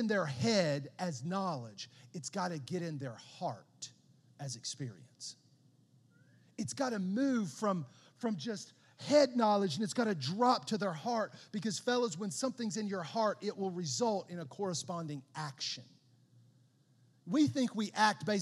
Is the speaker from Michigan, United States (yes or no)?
no; Southern West Virginia, United States; growing up in Southern West Virginia